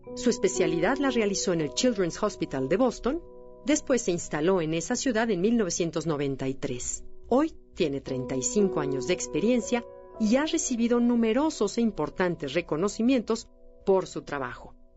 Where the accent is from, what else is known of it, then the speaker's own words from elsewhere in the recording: Mexico; como mexicanos